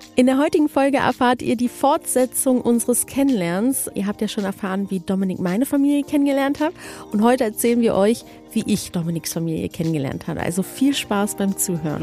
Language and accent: German; Berlin, Germany; moved away; ich bin in Deutschland aufgewachsen und, und geboren und ich bin halt Berlinerin